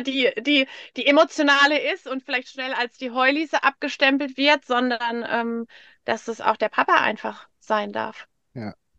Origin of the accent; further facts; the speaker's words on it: Bad Bergzabern, Rhineland-Palatinate, Germany; moved away; im Ursprung bin ich so aus Bad Bergzabern